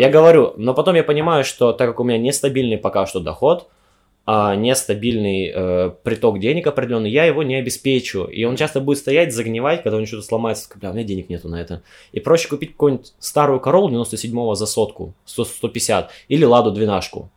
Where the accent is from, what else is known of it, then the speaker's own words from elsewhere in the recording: Omsk, Omsk Oblast, Russia; moved away as an adult; also born or lived in Yekaterinburg; Я из Омска, из Сибири уехал в Екатеринбург просто за тысячу километров, чтобы учиться